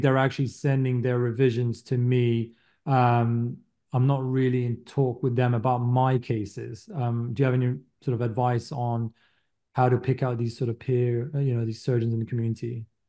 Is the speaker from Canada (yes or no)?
yes; Canada; moved away as an adult; now in United States; I'm Canadian